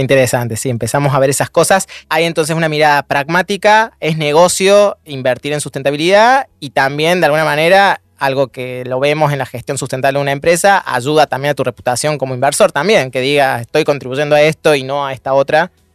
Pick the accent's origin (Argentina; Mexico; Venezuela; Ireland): Argentina; Argentina, hoy vivimos una coyuntura complejísima